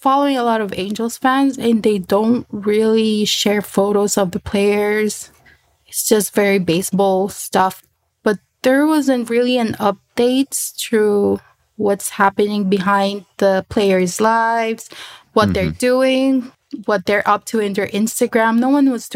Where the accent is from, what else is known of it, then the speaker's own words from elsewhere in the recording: Philippines; English is a second language; I was from the Philippines. And I don't really type in my language